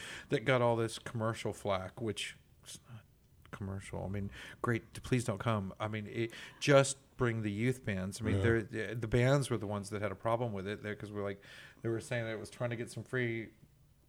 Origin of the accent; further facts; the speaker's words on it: Texas, United States; as a Texan